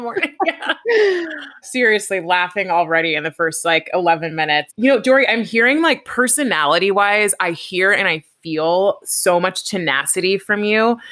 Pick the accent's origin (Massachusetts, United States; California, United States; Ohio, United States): California, United States; I'm from California